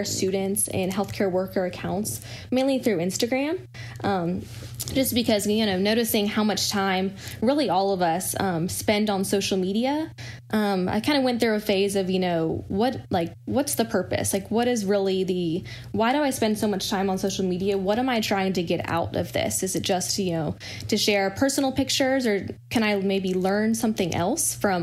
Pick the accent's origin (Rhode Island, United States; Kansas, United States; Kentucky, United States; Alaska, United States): Kentucky, United States; Louisville; moved away as an adult; also born or lived in Danville, Kentucky; now in Chapel Hill, United States; I am originally from Louisville, Kentucky